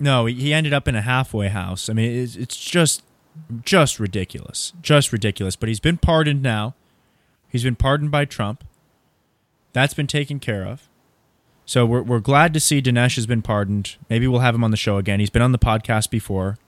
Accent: Southern California, United States; I grew up in Southern California

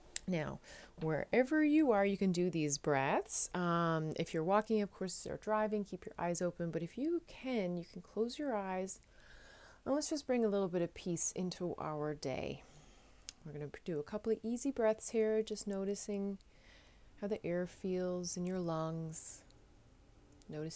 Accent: Newfoundland and Labrador, Canada; moved away as an adult; now in Netherlands; I am a Newfoundlander, a Canadian as well, of course, coming to you from a city just south of Amsterdam in the Netherlands

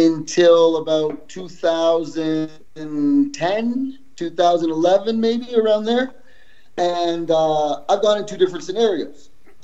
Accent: Canada; also born or lived in El Salvador / Yonkers, New York; even though I was born in El Salvador, I was raised in Canada. So my demeanor and shit is Canadian.

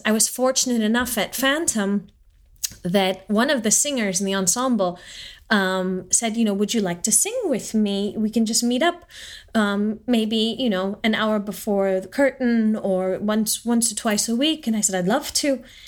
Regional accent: Southern California, United States; moved away; also born or lived in Stuttgart, Germany / New York; I grew up in Southern California

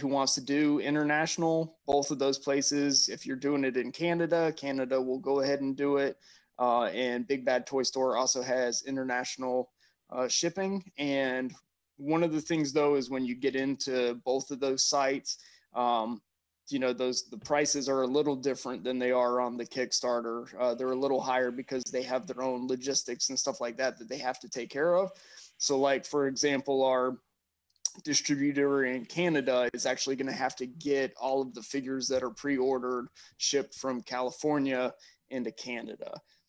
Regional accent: Germany; I grew up in Germany. So we were always off of the military bases, which means we were, you know, there with the locals.

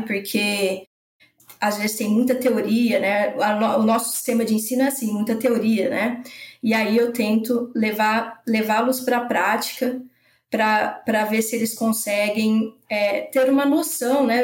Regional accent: São José do Rio Preto, São Paulo, Brazil; moved away as an adult; also born or lived in Botucatu / São Carlos; now in Lages, Brazil; eu sou de São José do Rio Preto, interior de São Paulo. Eu saí nova de lá, né, para fazer faculdade

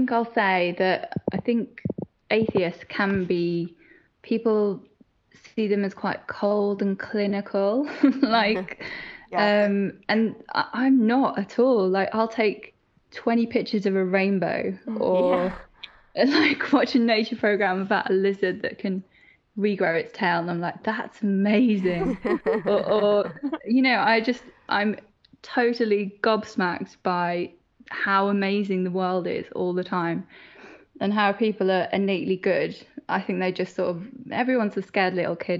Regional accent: Northern Ireland, United Kingdom; I grew up in Northern Ireland and that's hugely religious

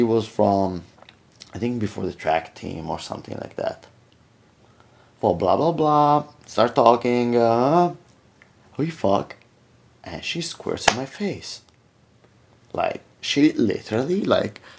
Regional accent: Italy; moved away as an adult; also born or lived in America; now in United States; I'm from Italy. And I've been here now for 12 years, but I grew up in Italy.

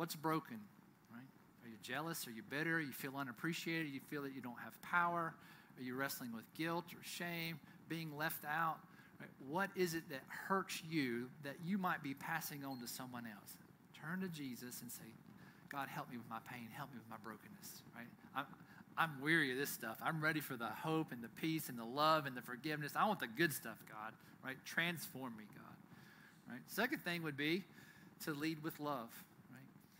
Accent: United States; I'm proud to be an American citizen

